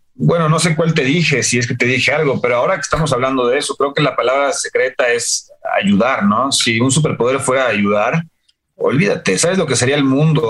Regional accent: San Miguel de Allende, Guanajuato, Mexico; yo crecí en San Miguel de Allende

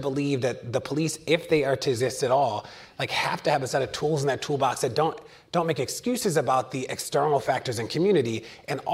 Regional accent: Baltimore, Maryland, United States; I'm from Baltimore, live in Baltimore

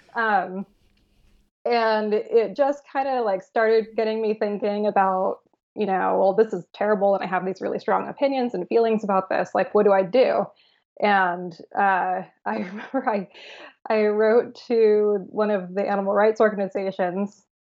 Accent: San Francisco, California, United States; I grew up born and raised in San Francisco

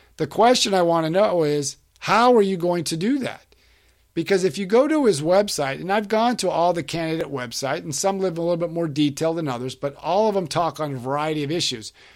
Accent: Florida, United States; my home state of Florida

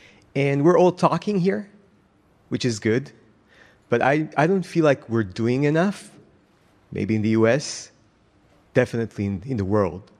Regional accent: Israel; I'm from Israel.

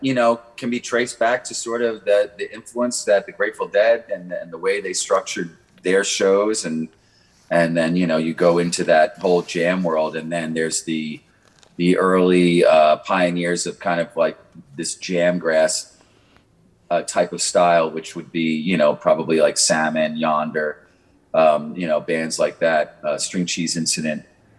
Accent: Long Island, New York, United States; now in Nashville, United States; You know, I moved to Nashville from Long Island, you know, as a bluegrass guitar player.

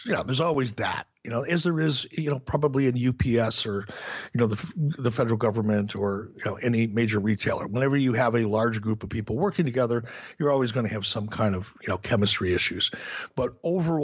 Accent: Minnesota, United States; when I was a fan growing up in Minnesota

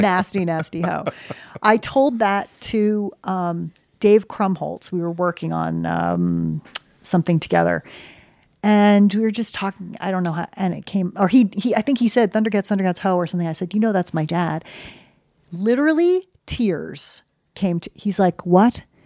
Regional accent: United States; also born or lived in Connecticut / New York City; I grew up in Connecticut in New York City

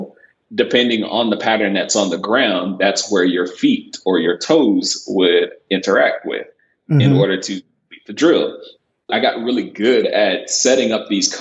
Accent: Boynton Beach, Florida, United States; moved away as an adult; now in Texas, United States; I grew up in South Florida in a small town called Boynton Beach, which is roughly about 40 minutes north of Miami.

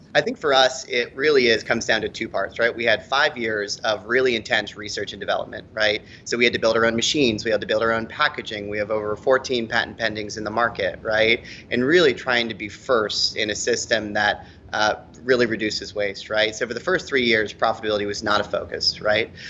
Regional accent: Boulder, Colorado, United States; I'm from Boulder, Colorado

